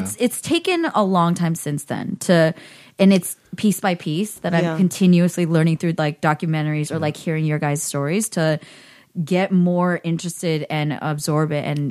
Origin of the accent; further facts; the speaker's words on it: Bay Area, California, United States; I grew up in the Bay Area.